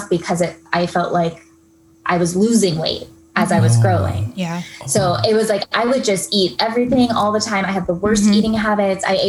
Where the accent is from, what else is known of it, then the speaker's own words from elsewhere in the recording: Tallahassee, Florida, United States; now in San Diego, United States; grew up in Tallahassee, Florida